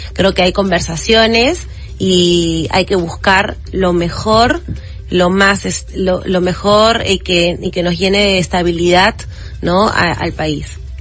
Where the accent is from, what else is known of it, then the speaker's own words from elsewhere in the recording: Lima, Peru; yo soy de Lima pero mi padre es de Madre de Dios